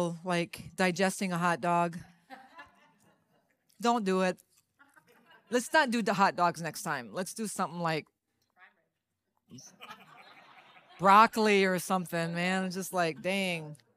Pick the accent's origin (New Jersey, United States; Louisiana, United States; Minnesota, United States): Louisiana, United States; I'm Cajun. I come from Louisiana